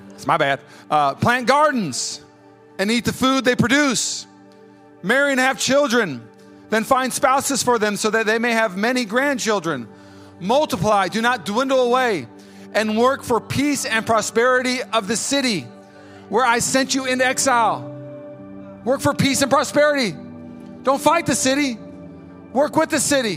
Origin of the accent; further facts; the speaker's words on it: United States; I'm American, but I'm a Christian first